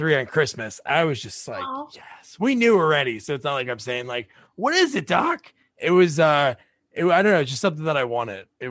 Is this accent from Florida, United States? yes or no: no; New Jersey, United States; I grew up in Central Jersey